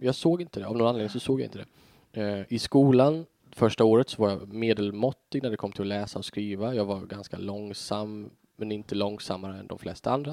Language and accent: Swedish; Tofta, Sweden; jag växte upp liksom i Tofta